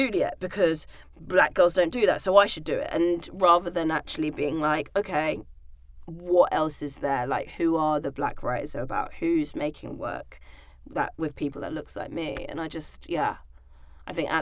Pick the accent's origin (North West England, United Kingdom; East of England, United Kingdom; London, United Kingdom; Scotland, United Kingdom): London, United Kingdom; I grew up in Hackney, East London, very diverse